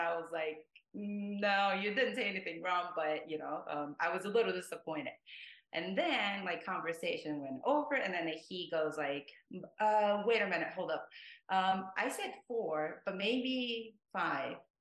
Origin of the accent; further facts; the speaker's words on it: Japan; English is a second language; also born or lived in France / Thailand; i'm from japan so i do speak japanese